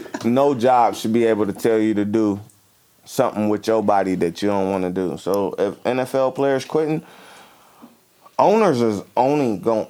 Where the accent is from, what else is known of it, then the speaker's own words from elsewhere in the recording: United States; I'm as an American, and I know I probably shouldn't be proud of being American because I'm black, but I got rights that nobody else got.